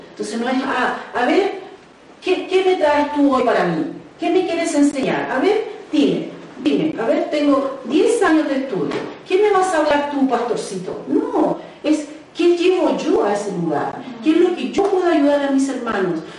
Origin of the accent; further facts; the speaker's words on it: Chile; moved away; nosotros no sé cómo le dirán acá, pero en Chile le decimos el curita